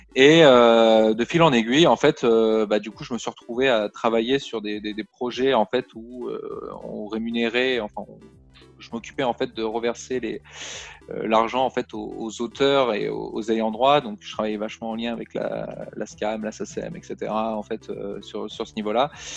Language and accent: French; Toulon, Provence-Alpes-Côte d'Azur, France; now in Paris, France; à la base, moi, je viens de Toulon